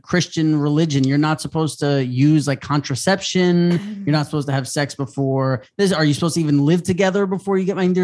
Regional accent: New York, United States; now in Los Angeles, United States; I'm from New York

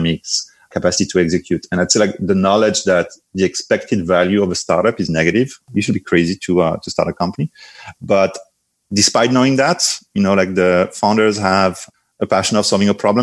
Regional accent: France; English is a second language; moved away as an adult; also born or lived in San Francisco Bay Area, United States; now in United States; My accent will betray very soon already. Originally from France, I came to the US in 2009 to finish my studies at Stanford.

